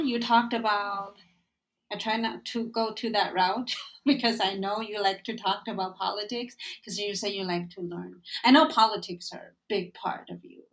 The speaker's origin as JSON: {"language": "English", "country": "Taiwan", "tie": "born or raised there", "second_language": "English", "moved": "as an adult", "lives_now": "United States", "said": "I grew up in Taiwan"}